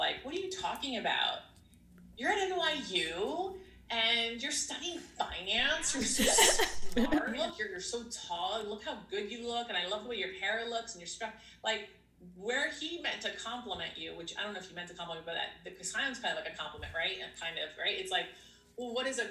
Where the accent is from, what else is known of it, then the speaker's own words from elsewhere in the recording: United States; I'm Greek American. Like I was raised here and my husband is Greek.